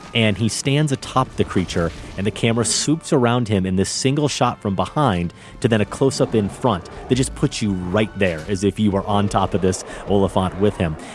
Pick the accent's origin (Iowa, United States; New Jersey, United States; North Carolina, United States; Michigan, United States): Iowa, United States; moved away; I go back to my hometown in Iowa